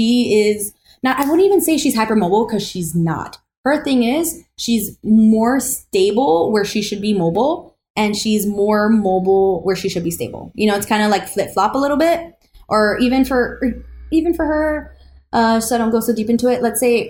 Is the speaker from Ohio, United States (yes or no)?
no; Florida, United States; because we're all from Florida here, you know.